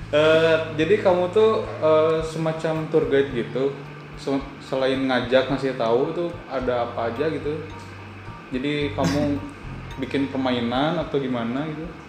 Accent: Bandung, West Java, Indonesia; aku aja sebagai orang Bandung

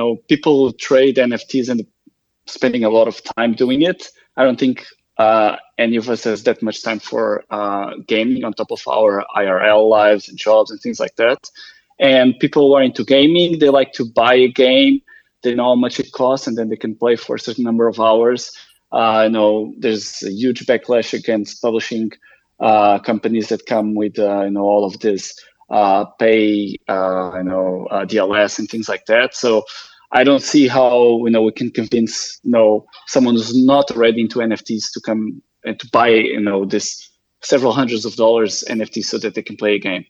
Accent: Lisbon, Portugal; also born or lived in Boston; I'm born and raised in Lisbon. I've lived here almost all my life, except a few last years that I've lived in Boston

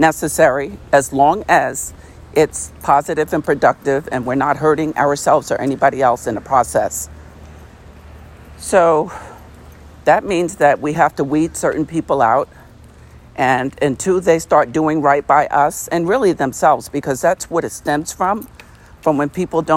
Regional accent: United States; our country, the United States

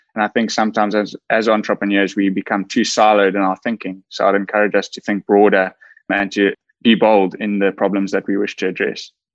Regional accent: KwaZulu-Natal, South Africa; I grew up in KwaZulu Natal, which is a province in South Africa

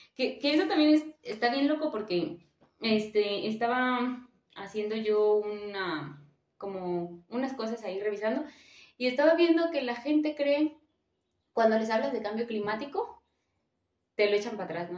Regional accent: Michoacán, Mexico; moved away; soy de Michoacán

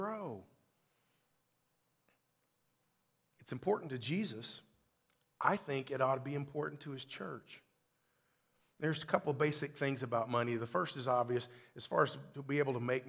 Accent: Kentucky, United States; moved away; I'm from Kentucky. Stockyard is a whole other thing where I come from

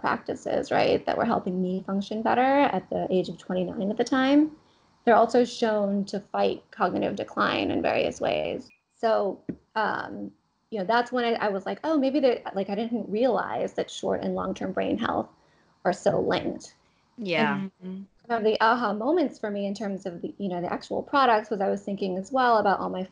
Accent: Thailand; moved away as an adult; also born or lived in Boston, United States; now in New York, United States; I was actually born and raised in Thailand. I'm from Thailand, and I came here to the States for college.

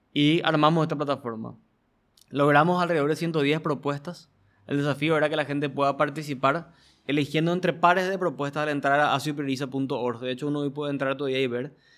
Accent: Paraguay; como paraguayos

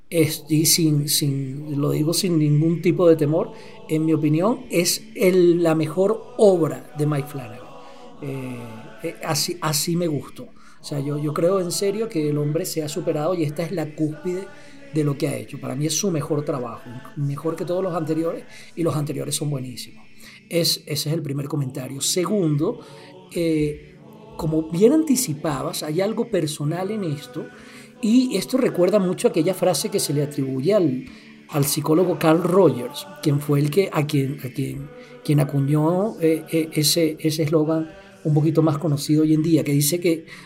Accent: Bogotá, Colombia; Ah, yo debería abrir una cuenta profesional porque soy un rolo de loco y ya, ¿no?

